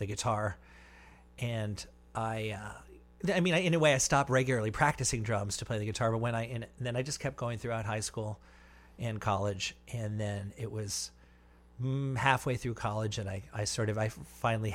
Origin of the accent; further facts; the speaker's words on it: New York City, New York, United States; I grew up in Manhattan